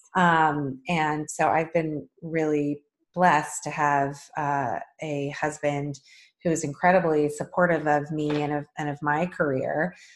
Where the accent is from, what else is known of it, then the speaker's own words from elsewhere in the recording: Boulder, Colorado, United States; moved away; also born or lived in San Francisco, California; I had the immense pleasure of growing up in the idyllic town of Boulder, Colorado